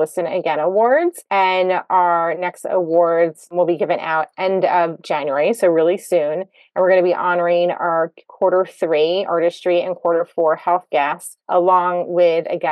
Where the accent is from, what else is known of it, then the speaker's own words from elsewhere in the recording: Roseland, New Jersey, United States; I grew up in Roseland, New Jersey